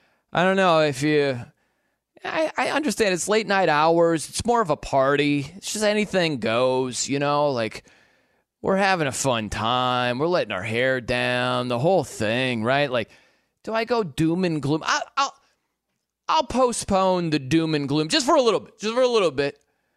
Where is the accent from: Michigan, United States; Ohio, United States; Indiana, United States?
Indiana, United States; No, I've never lived in Kansas City. I'm from Indiana. Well, it makes no geographical sense.